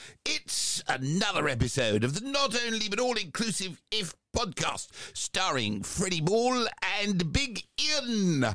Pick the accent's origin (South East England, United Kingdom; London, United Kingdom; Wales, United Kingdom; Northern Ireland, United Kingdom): London, United Kingdom; I'm a Cockney, don't you know?